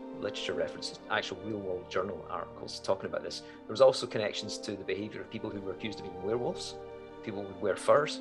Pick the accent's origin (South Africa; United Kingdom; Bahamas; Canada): United Kingdom; Scotland; as a Scot, and Macbeth is actually my clan tartan